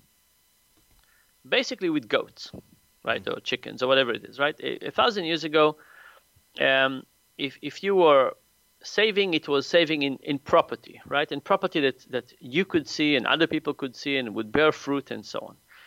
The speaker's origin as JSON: {"language": "English", "country": "Israel", "tie": "born or raised there", "moved": "as an adult", "lives_now": "United States", "said": "I grew up in Israel"}